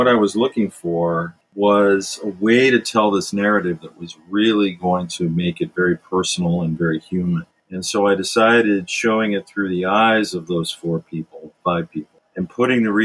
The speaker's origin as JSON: {"language": "English", "town": "Richfield", "region": "Ohio", "country": "United States", "tie": "born or raised there", "said": "I was born and raised in Richfield, Ohio"}